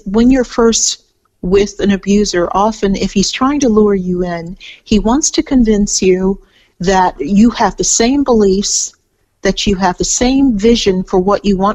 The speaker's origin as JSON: {"language": "English", "region": "California", "country": "United States", "moved": "as an adult", "lives_now": "Melbourne, Australia"}